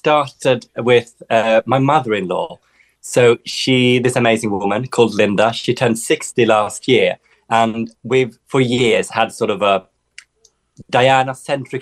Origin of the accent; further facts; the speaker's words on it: Sweden; moved away; I grew up in the Swedish forest